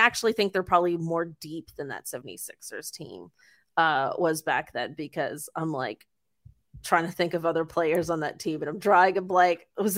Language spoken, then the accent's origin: English; Mississauga, Ontario, Canada; He's Mississauga's own. We're both from Saga, yeah.